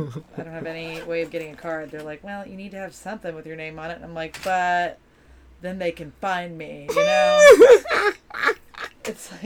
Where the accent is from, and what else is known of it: the South, United States; born or raised there; moved away